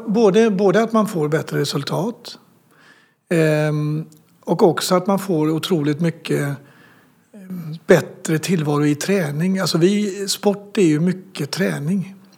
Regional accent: Sweden; som svensk

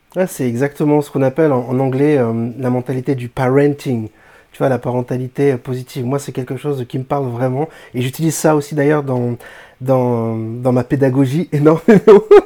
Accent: Réunion; Je suis francophone, je suis français, réunionnais

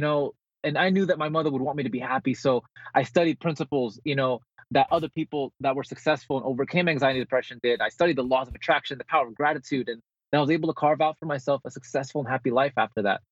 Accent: Bergenfield, New Jersey, United States; moved away as an adult; also born or lived in Philippines / California; now in San Diego, United States; I, I actually was born in the Philippines. I grew up in Bergenfield, New Jersey, and then I moved to California when I was 18

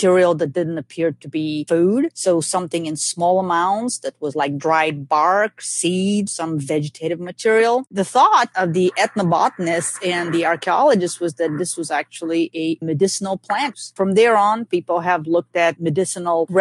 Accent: Bulgaria; now in Georgia, United States; when I was growing up in Bulgaria

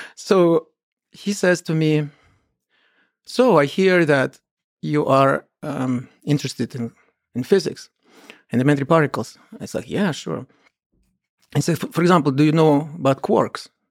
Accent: Kolomna, Moscow Oblast, Russia; I grew up in the Soviet Union, in a small town near Moscow called Kolomna.

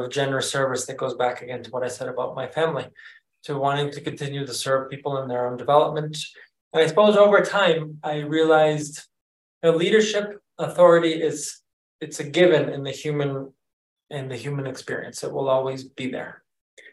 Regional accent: Massachusetts, United States; moved away as an adult; now in Mexico City, Mexico; I'm originally from Massachusetts, but I'm calling in from Mexico City, where I'm living temporarily

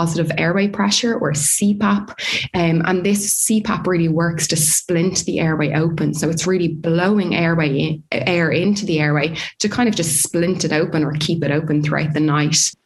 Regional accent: Dublin, Leinster, Ireland; moved away as an adult; also born or lived in New Zealand / South Australia; now in Australia; I'm originally from Dublin in Ireland, as you can probably tell from my accent.

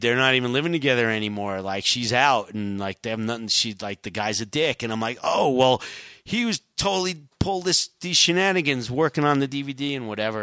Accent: New York, United States; growing up in New York

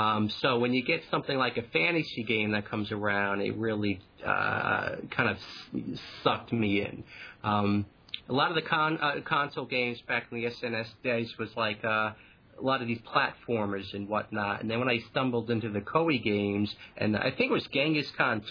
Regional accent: Long Island, New York, United States; accent: Long Island; Long Island. I'm from Long Island, so I've got that Long Island-y accent

